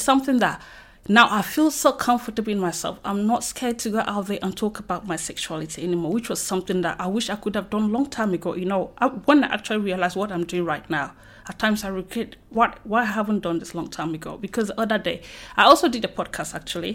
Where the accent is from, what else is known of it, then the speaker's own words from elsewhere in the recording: Cameroon; moved away as an adult; now in United Kingdom; from Cameroon